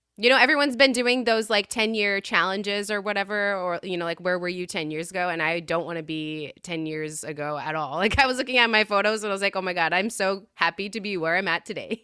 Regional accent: Utqiagvik, Alaska, United States; I was born and raised in Oud Kervig, um, formerly known as Barrow.

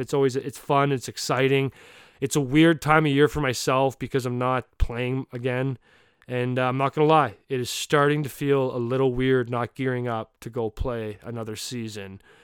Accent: Canada; as a Canadian in the hockey community

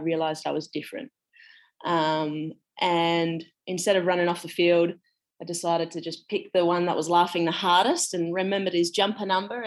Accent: Western Australia, Australia; moved away; I'm from Western Australia originally.

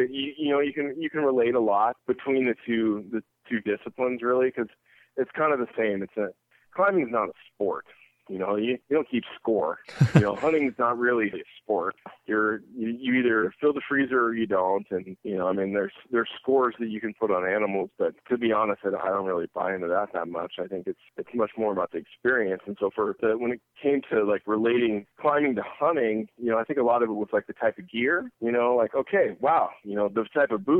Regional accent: Montana, United States; Oh, I basically grew up, you know, I'm from Montana. My parents moved out here before I was born

